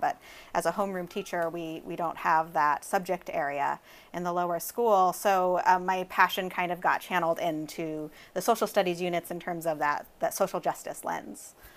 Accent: Southern Oregon, United States; I grew up in Southern Oregon

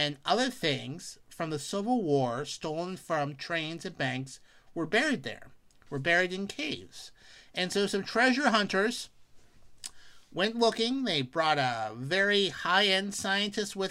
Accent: Pennsylvania, United States; the great Commonwealth of Pennsylvania, my home state

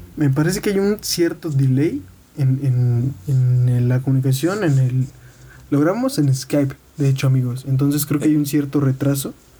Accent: Mexico; siendo mexicanos

